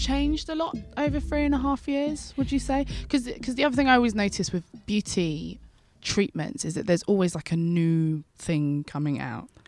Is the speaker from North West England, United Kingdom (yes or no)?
no; London, United Kingdom; I'm a Londoner, I'm an East Londoner actually